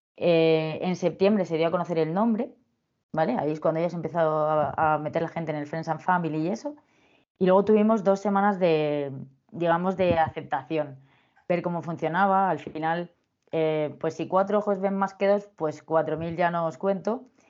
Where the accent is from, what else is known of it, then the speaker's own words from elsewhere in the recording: Madrid, Community of Madrid, Spain; yo soy de Madrid